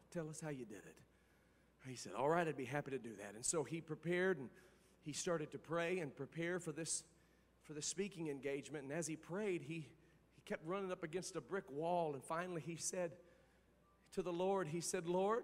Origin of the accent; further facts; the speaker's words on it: Indiana, United States; moved away as an adult; now in Cincinnati, United States; I went back home to my home state of Indiana